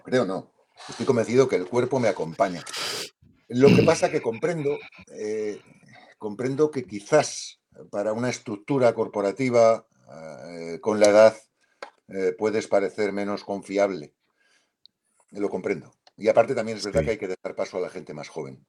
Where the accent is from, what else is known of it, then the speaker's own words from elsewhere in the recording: Spain; En España decimos mucho, usamos la expresión me va la marcha.